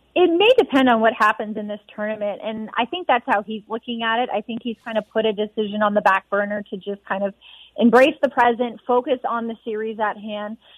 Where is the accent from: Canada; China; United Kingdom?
Canada; Edmonton, Alberta; moved away; being back in Edmonton. This is where I'm from. This is my hometown